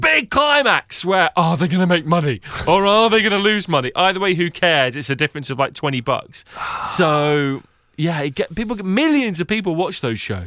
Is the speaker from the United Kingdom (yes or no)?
yes; England, United Kingdom; being an Englishman.